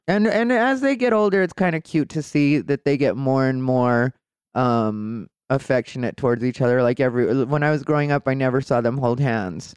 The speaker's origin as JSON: {"language": "English", "town": "Casa Grande", "region": "Arizona", "country": "United States", "tie": "born or raised there", "also_born_or_lived": "Phoenix, Arizona", "said": "I grew up in Casa Grande, Arizona"}